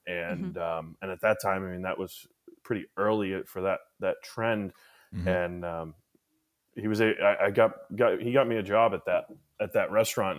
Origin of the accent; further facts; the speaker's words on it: Wolcott, Connecticut, United States; moved away as an adult; now in Maine, United States; where I was born and raised down in Connecticut. Mm-hmm. I was born in Wolcott, Connecticut